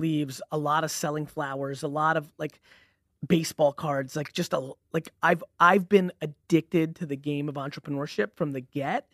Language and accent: English; Edison, New Jersey, United States; also born or lived in Belarus / Queens, New York; where I grew up was Edison, New Jersey